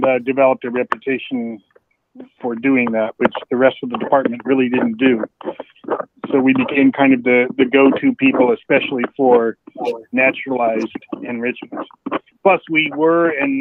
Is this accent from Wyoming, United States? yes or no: yes; Wyoming, United States; moved away; I'm originally from Wyoming